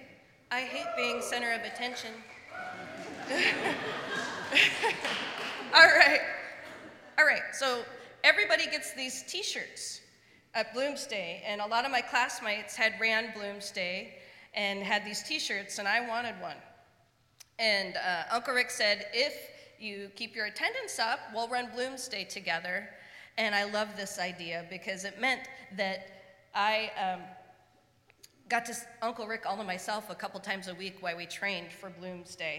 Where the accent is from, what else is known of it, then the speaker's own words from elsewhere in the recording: Spokane, Washington, United States; now in Portland, United States; I grew up in Spokane